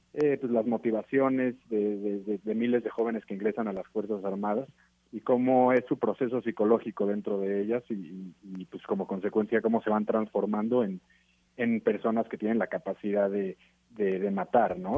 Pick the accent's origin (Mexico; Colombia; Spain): Mexico; como mexicano